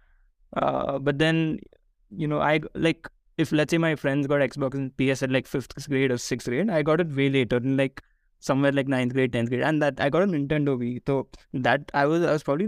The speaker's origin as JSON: {"language": "English", "town": "Bangalore", "region": "Karnataka", "country": "India", "tie": "born or raised there", "also_born_or_lived": "Ahmedabad, Gujarat", "said": "we moved from Ahmedabad to Bangalore"}